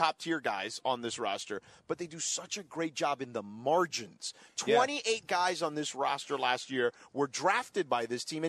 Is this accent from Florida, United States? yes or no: yes; Florida, United States; moved away; I grew up in Florida.